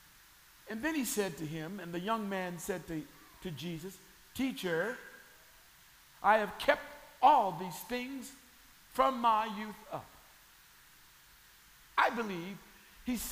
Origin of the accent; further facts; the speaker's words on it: Sacramento, California, United States; where I grew up in Sacramento, California, there was the city zoo